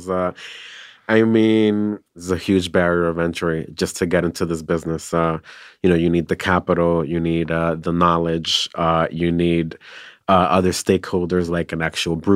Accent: New York City, New York, United States; I'm from New York City.

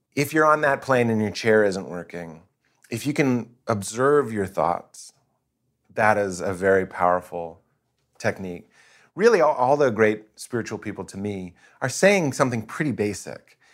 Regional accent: East Coast, United States; I'm East Coast, my parents Lithuanian

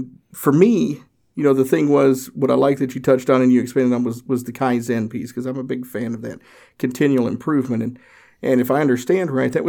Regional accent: Tennessee, United States; Yep. I grew up in Northeast Tennessee, so yep, I'm familiar.

